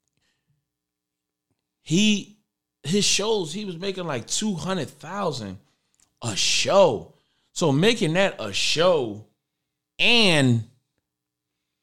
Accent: Philadelphia, Pennsylvania, United States; I'm from Philly

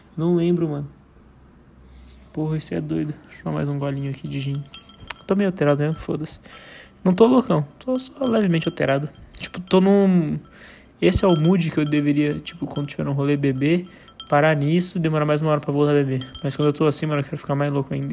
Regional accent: Brazil; lá no São Lucas, lá perto de onde eu nasci, que eu morava no bairro do lado, que era o São Mateus.

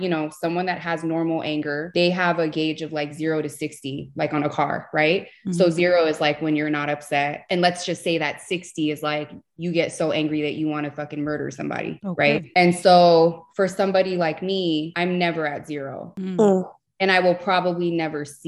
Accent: Los Angeles, California, United States; I grew up in East Los Angeles here in California

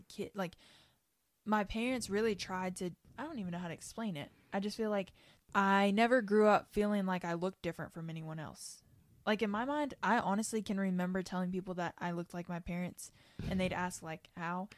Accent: Kentucky, United States; I grew up in Kentucky

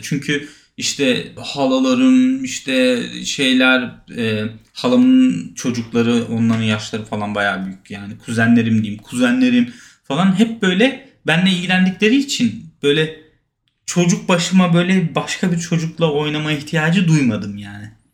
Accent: Hendek, Sakarya, Turkey; Ben Hendek'te doğdum. Hendek Sakarya.

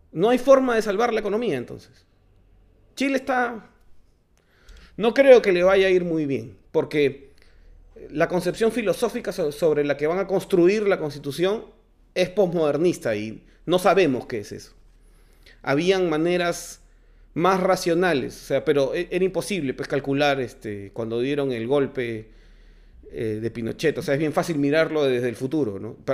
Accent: Peru; somos peruanos

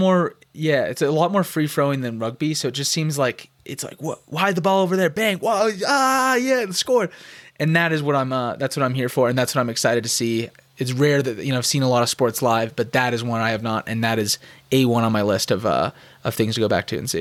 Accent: Scottsdale, Arizona, United States; I was born and raised in Scottsdale

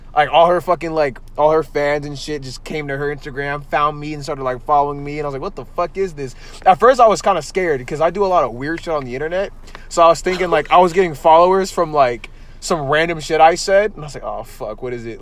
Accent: San Jose, California, United States; I'm from San Jose and like the city is so like it's big but not big enough to be like

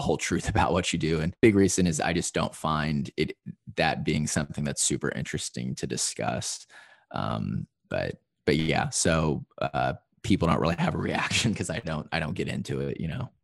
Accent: Evansville, Indiana, United States; moved away as an adult; also born or lived in Chicago, Illinois; now in Nashville, United States; my hometown of Evansville, Indiana, which is in, uh, southern Indiana

